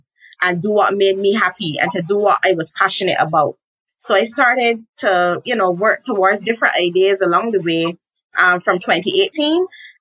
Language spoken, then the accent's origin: English; Barbados; I'm from Barbados, and I am a business coach and mentor